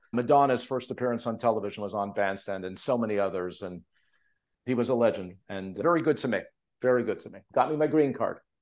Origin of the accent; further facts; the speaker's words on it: Montreal, Quebec, Canada; now in Los Angeles, United States; the guys I grew up with in Montreal.